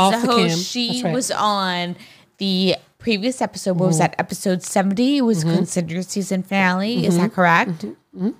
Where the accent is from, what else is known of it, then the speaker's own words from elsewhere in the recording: Amityville, New York, United States; So I grew up on Long Island. Amityville. The Amityville.